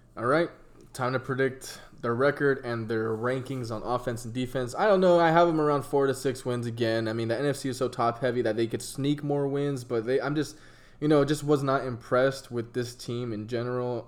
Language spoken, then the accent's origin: English; San Diego, California, United States; I'm from San Diego